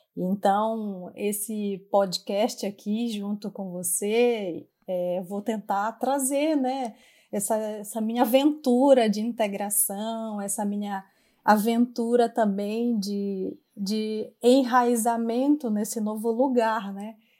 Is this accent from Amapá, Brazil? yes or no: yes; Amapá, Brazil; accent: tucuju; moved away as an adult; now in France; eu sou amapaense, eu, eu tenho uma origem indígena, como a grande maioria do, das pessoas do meu estado, da Amazônia